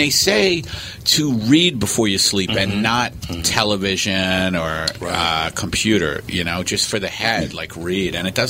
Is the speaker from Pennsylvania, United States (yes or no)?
no; Staten Island, New York, United States; that's a big where I grew up in Staten Island.